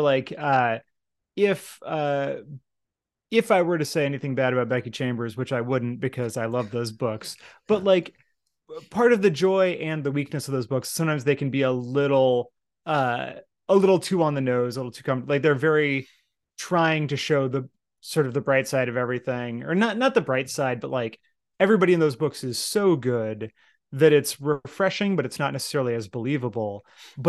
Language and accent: English; United States; speaking as an American, you know, growing up in steeped in the American empire my entire life